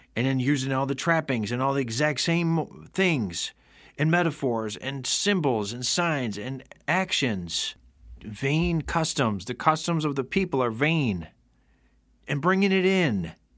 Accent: Rome, New York, United States; right here in my hometown of Rome, New York.

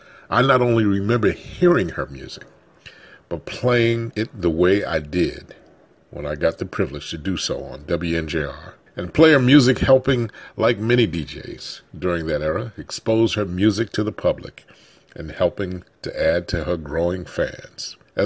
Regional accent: Newark, New Jersey, United States; the neighborhood of Newark, New Jersey, where I grew up.

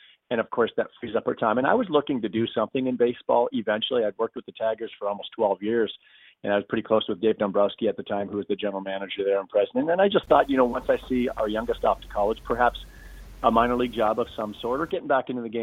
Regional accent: Canada; a Canadian who had played in the big league.

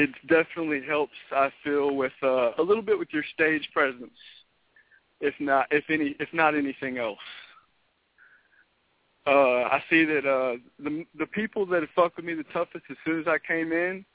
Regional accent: Memphis, Tennessee, United States; also born or lived in Mississippi; I'm from Memphis.

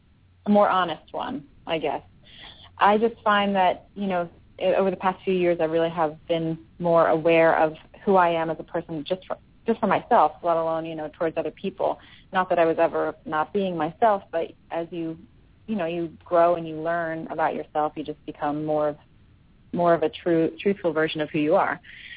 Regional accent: Philadelphia, Pennsylvania, United States; I'm not from the South. I've certainly spent a nice amount of time there, and I do like it there, but that's, you know, not why I'm from Philly.

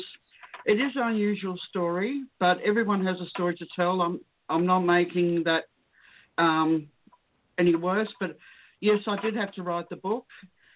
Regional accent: Prague, Czechia; moved away; I was born in Prague, Bohemia

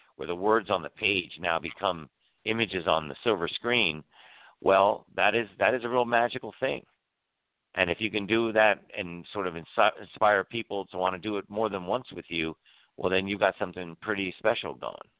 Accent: Washington, District of Columbia, United States; moved away; Washington D.C. is my hometown. I was born in Georgetown Hospital

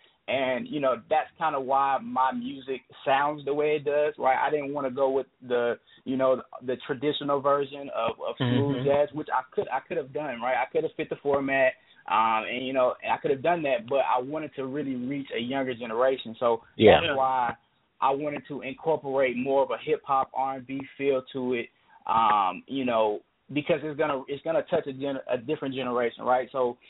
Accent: the South, United States; I grew up in the church. I'm from the South, man.

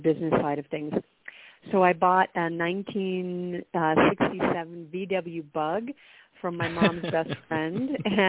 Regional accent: Worcester, Massachusetts, United States; moved away as an adult; also born or lived in New York; So I was born in Worcester, Massachusetts. So it's a mid-sized city in the center of Massachusetts, and grew up there

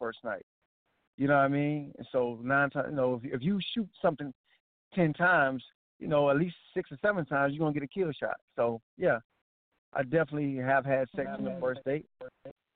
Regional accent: Atlantic Beach, South Carolina, United States; I grew up on Atlantic Beach. For those who don't know, Atlantic Beach is like 30 minutes from Myrtle Beach

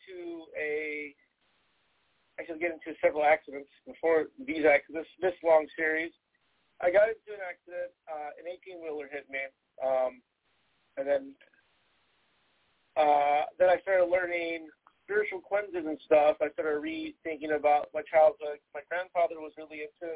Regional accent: Texas, United States; I'm originally from Texas

